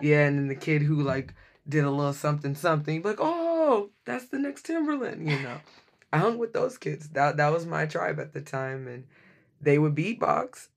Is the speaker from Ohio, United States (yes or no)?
no; Dallas, Texas, United States; now in Seattle, United States; I'm originally from Dallas, Texas.